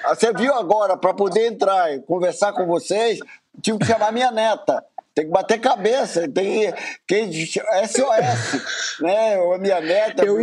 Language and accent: Portuguese; Bahia, Brazil; eu sou baiano